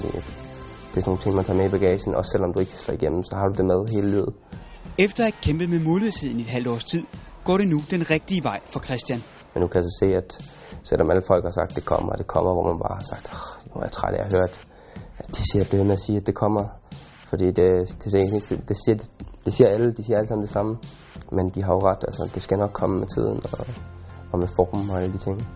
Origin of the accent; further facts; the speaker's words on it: Denmark; now in Germany; som dansker